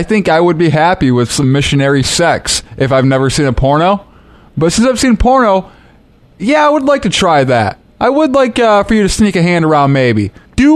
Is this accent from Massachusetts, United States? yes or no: no; Fowlerville, Michigan, United States; I grew up in Fowlerville, Michigan.